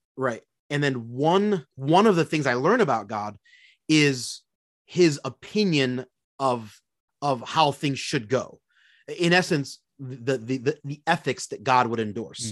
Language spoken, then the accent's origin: English; Philadelphia, Pennsylvania, United States; moved away as an adult; now in Minneapolis, United States; born and raised in Philadelphia, Pennsylvania